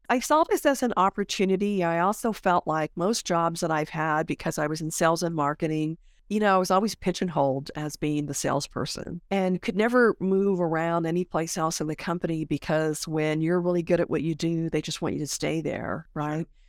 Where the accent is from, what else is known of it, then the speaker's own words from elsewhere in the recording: Honolulu, Hawaii, United States; moved away; every time I go back home 'cause I'm from Honolulu